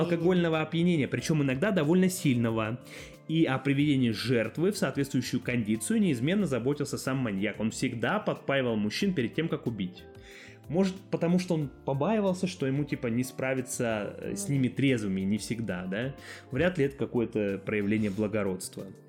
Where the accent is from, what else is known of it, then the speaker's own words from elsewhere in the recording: Barnaul, Altai Krai, Russia; я сам из Барнаула